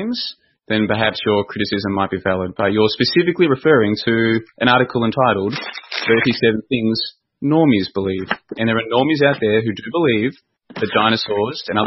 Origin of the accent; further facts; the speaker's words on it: Victoria, Australia; I grew up in Victoria, Australia